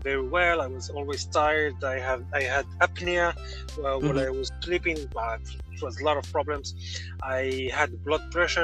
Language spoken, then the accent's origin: English; Morocco; I am from Morocco